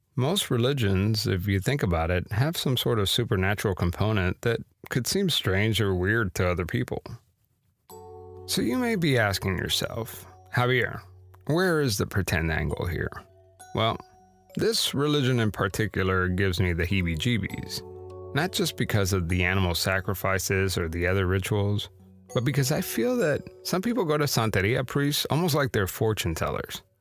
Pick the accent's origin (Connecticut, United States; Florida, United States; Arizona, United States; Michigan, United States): Florida, United States; Miami; growing up in Miami, as a kid